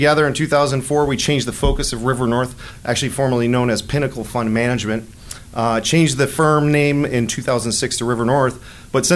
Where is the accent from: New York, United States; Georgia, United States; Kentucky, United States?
New York, United States; Buffalo; moved away as an adult; also born or lived in Rochester, New York; now in Chicago, United States; I'm originally from Buffalo, New York